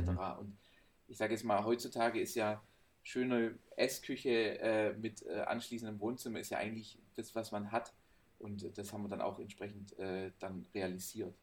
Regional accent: Swabia, Baden-Württemberg, Germany; now in Heilbronn, Germany; ich als Schwabe

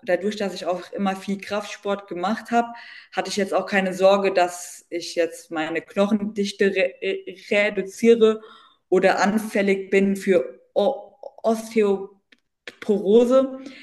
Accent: Bensheim, Hesse, Germany; ich komme aus dem, aus dem Südhessen, aus so einer kleinen Stadt, aus B B B Bernsheim, ist aus der Nähe von Darmstadt, zwischen Darmstadt und Heidelberg.

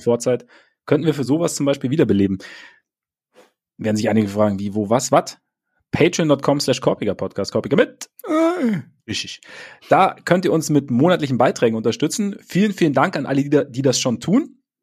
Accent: Bavaria, Germany; bei uns in Bayern

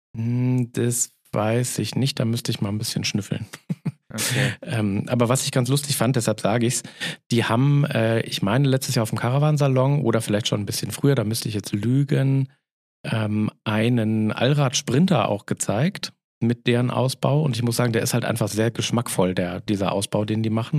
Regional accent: Northern Germany, Germany; da wo ich herkomme, ist es immer Moin

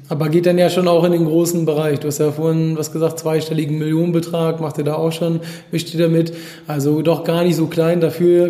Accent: Hamburg, Germany; mit einem Hamburger, also aus meiner Heimatstadt

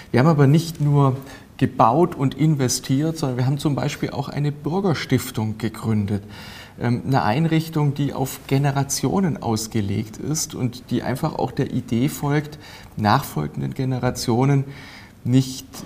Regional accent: Bad Säckingen, Baden-Württemberg, Germany; born there; now in Donaueschingen, Germany; Das ist sowohl in meiner Geburtsstadt äh, Bad Säckingen als auch in meinem Wohnort Donaueschingen als auch praktisch in meinem ganzen Wahlkreis ein großes Thema.

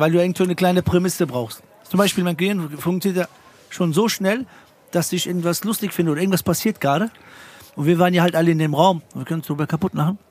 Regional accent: Frankfurt, Hesse, Germany; ich komme aus Frankfurt, wir haben keinen Schreibtisch

